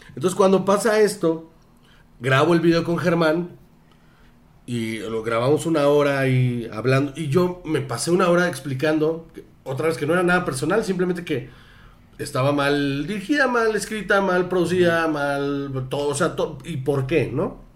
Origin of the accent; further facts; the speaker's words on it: Sonora, Mexico; moved away; yo soy de, Sonora.